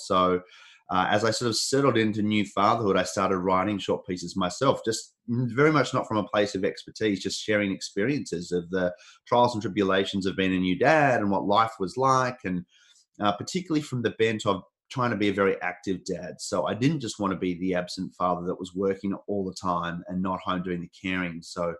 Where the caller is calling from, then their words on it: Sydney, New South Wales, Australia; So I'm calling in from Sydney in Australia. So, I mean, Sydney's a very big city. So I live in an area of Sydney north of the Harbour Bridge, which everyone knows pretty well, in an area called the Northern Beaches.